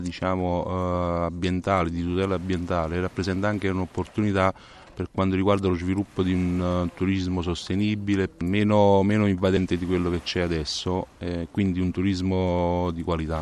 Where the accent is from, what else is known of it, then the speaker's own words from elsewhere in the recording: Mondragone, Campania, Italy; Da cittadino mondragonese